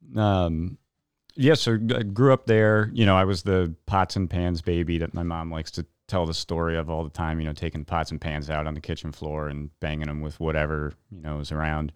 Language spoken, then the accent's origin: English; New Milford, Connecticut, United States; also born or lived in New York; I was born in New York, um, and grew up in New Milford